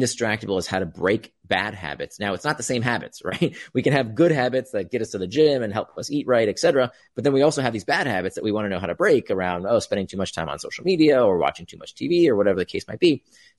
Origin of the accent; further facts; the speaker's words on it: Florida, United States; We had that too. I grew up in Central Florida.